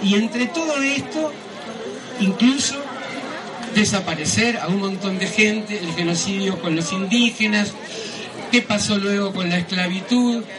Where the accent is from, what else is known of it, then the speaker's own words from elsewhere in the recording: Uruguay; Yo no lo digo como uruguaya